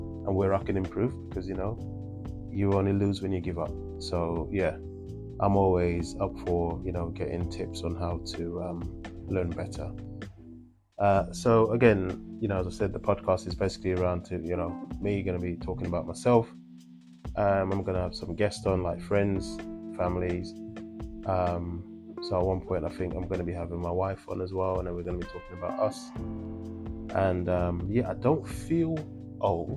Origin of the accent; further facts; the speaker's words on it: Jamaica; moved away as an adult; now in England, United Kingdom; I am what I would like to call a country boy. So I was born in Jamaica, came to England when I was 17